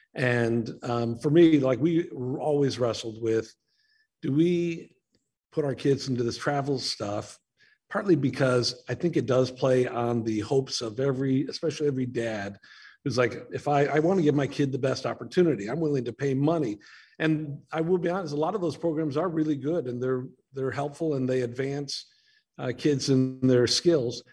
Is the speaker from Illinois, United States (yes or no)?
yes; Naperville, Illinois, United States; now in Chicago, United States; I grew up in Naperville back when it was a small farm town of like 30,000 people